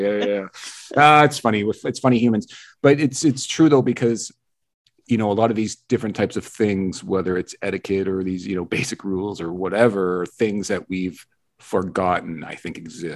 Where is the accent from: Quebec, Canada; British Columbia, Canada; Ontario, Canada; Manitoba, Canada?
British Columbia, Canada; moved away; I'm originally from British Columbia